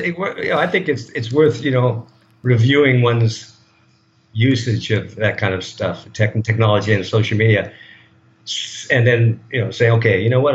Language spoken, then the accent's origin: English; United States; moved away as an adult; now in Thailand; I'm a product of that of that culture